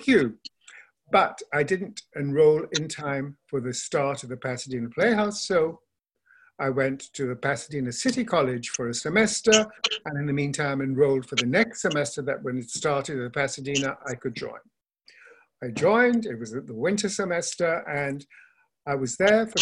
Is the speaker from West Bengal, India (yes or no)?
yes; Kolkata, West Bengal, India; moved away as an adult; also born or lived in Darjeeling, India / Bangalore, India / Missouri, United States; I grew up in India, Calcutta